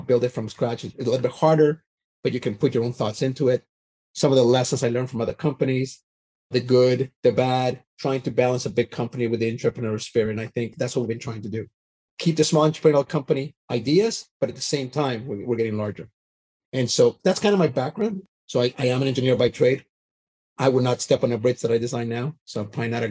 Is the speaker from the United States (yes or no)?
no; Canada; moved away; also born or lived in Vancouver, British Columbia; So I grew up in Canada, so I'm Canadian